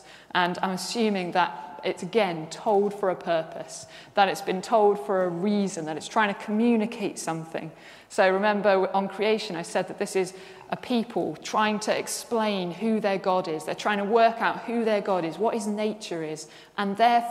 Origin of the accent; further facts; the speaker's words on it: Worcester, West Midlands, United Kingdom; I'm from Worcester, and the flood. We used to get floods every single year in Worcester